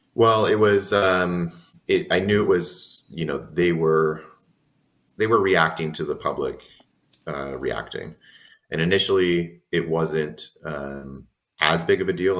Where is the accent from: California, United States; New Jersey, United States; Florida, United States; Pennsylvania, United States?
California, United States; San Diego; I'm born and raised in San Diego.